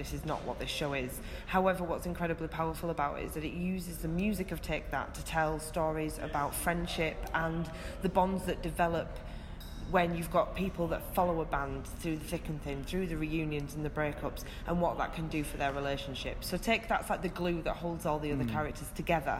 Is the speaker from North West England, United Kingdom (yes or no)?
no; Leeds, Yorkshire and the Humber, United Kingdom; I'm born and bred in Leeds